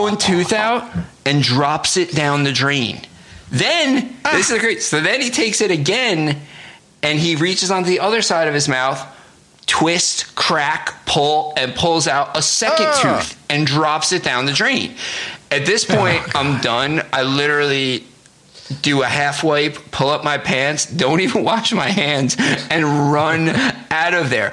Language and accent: English; New Jersey, United States; I'm Italian and I'm from New Jersey